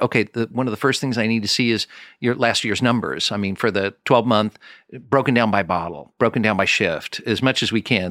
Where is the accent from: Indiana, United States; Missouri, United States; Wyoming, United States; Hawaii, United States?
Missouri, United States; Kansas City; I'm from Kansas City